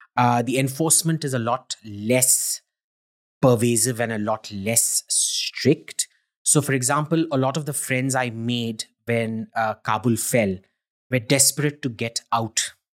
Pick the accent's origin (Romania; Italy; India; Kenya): India; I'm an Indian